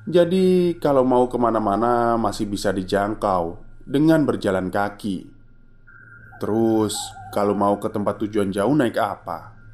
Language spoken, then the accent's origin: Indonesian; Sukabumi, West Java, Indonesia; Aku yang berasal dari Sukabumi harus ngekos juga.